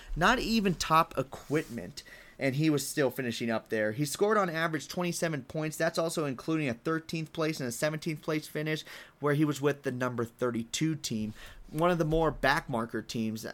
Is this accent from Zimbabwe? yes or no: no; United States; I'm from America.